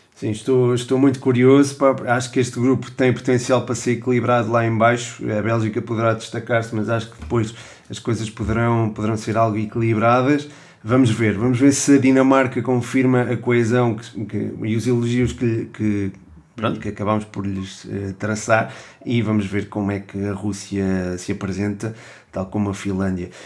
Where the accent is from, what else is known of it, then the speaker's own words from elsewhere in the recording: Portugal; Também como português